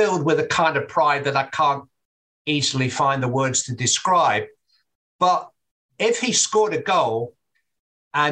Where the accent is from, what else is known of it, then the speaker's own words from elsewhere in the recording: England, United Kingdom; I'm an Englishman